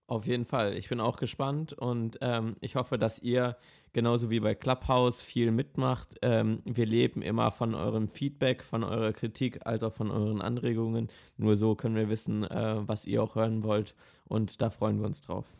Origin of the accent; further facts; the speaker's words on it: Essen, North Rhine-Westphalia, Germany; ich komme aus Essen in NRW